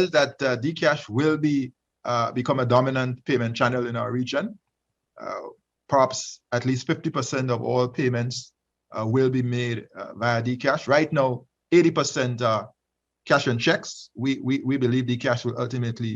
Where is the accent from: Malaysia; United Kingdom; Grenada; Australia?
Grenada; my home country, Grenada, the country of my birth